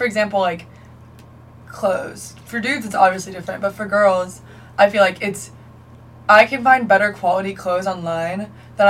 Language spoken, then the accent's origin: English; Greenville, United States; I'm from Greenville